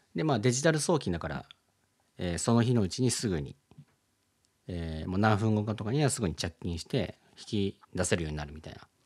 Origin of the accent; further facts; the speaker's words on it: Philippines; now in Japan; 僕はねそのフィリピンで育った